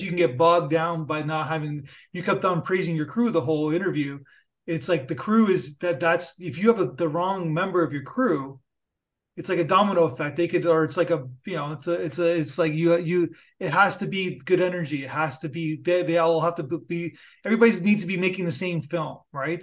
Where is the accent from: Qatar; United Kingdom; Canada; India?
Canada; I'm Canadian